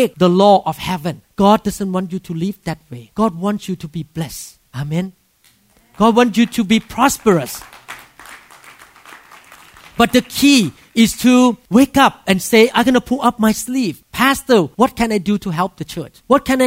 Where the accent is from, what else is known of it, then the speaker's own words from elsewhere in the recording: Thailand; English is a second language; moved away as an adult; now in Seattle, United States; I'm a doctor, a neurosurgeon from Thailand